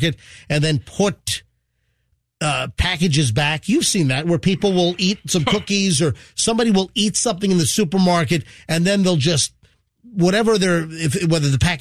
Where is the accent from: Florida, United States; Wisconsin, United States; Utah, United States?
Florida, United States; Tampa Bay; We're from Tampa Bay